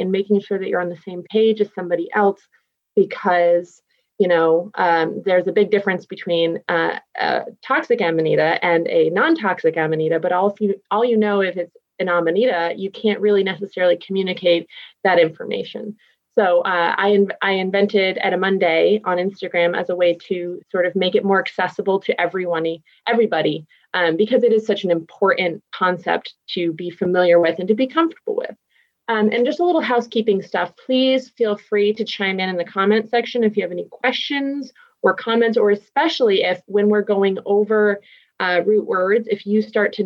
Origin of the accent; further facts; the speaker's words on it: Massachusetts, United States; first language English; now in Pacific Northwest, United States; I'm from Massachusetts